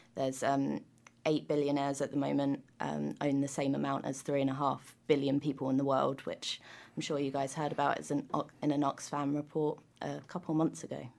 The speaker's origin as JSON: {"language": "English", "country": "United Kingdom", "moved": "yes", "lives_now": "New Zealand", "said": "I'm from the U K"}